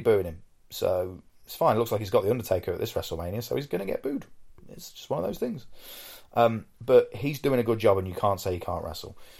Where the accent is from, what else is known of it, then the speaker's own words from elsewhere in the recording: United Kingdom; I'm British